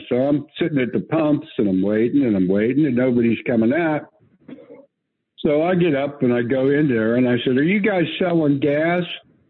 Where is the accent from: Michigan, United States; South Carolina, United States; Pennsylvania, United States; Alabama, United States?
Pennsylvania, United States; I was from Pennsylvania.